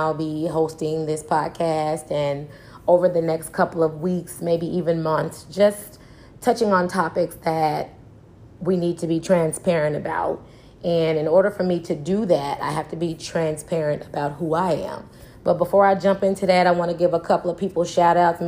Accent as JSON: {"language": "English", "town": "Trenton", "region": "Tennessee", "country": "United States", "tie": "born or raised there", "also_born_or_lived": "Memphis, Tennessee / Chicago, Illinois", "moved": "as an adult", "said": "I was raised by my grandmother in a small town called Trenton, Tennessee"}